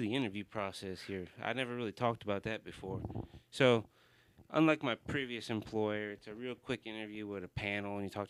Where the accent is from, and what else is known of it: Houston, Texas, United States; born or raised there; also born or lived in Buffalo, New York / Katy, Texas